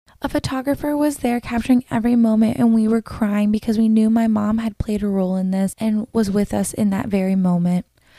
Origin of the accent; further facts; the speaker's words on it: Florida, United States; I mentioned that I was from Florida